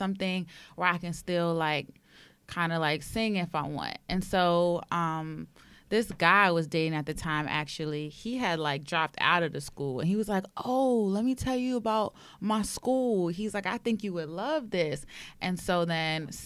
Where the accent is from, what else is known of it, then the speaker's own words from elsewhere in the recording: New York City, New York, United States; I'm from Harlem